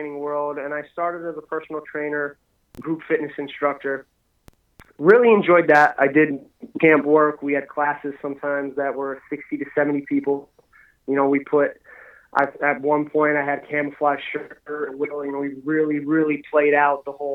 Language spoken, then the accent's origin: English; Pennsylvania, United States; moved away as an adult; also born or lived in Aberdeen, South Dakota; I'm from Pennsylvania originally